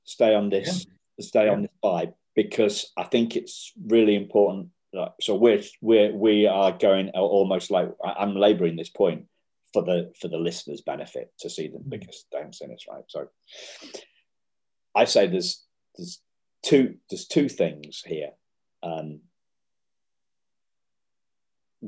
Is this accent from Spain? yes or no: no; United Kingdom; we're middle class and we're British